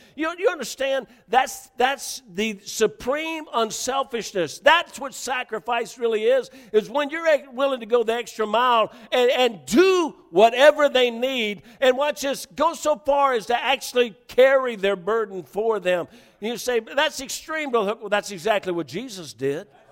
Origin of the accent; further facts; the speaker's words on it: the South, United States; moved away; I was from the South